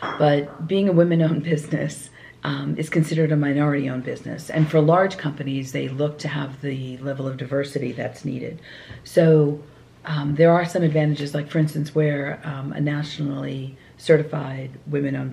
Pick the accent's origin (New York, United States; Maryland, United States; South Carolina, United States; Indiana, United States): New York, United States; Long Island; growing up on Long Island